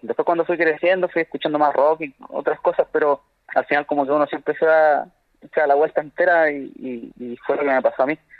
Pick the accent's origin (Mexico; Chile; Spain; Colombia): Chile; como chilenos nos falta eh, querer mucho nuestra identidad